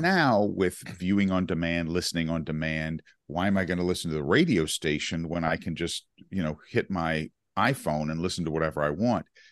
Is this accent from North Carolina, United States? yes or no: yes; Chapel Hill, North Carolina, United States; Chapel Hill, North Carolina, my hometown where I grew up